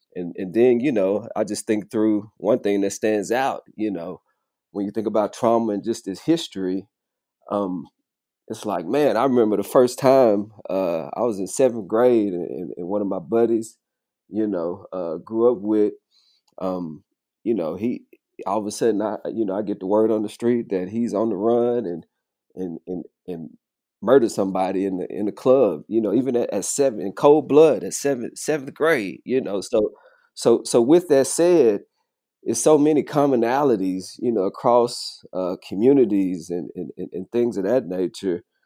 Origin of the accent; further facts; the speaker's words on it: Arkansas, United States; also born or lived in Kentucky; now in Fort Worth, United States; having grown up in Arkansas